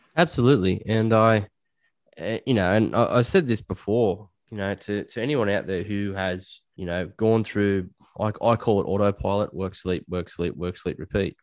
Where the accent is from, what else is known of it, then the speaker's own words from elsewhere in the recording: Australia; also born or lived in Liverpool, England; I'm Australian